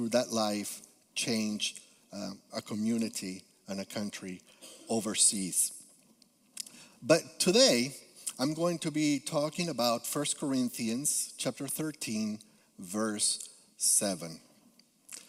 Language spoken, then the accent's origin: English; Peru; English is a second language; moved away as an adult; also born or lived in Guatemala; now in Capital Region, New York, United States; I am originally from Peru, so you may detect a little accent